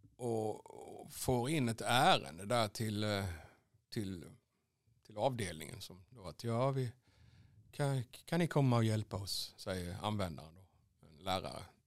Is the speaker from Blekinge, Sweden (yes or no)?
yes; Vekrum, Blekinge, Sweden; also born or lived in Karlskrona / Asarum / Svängsta; Vekrum, då började de första minnena dyka upp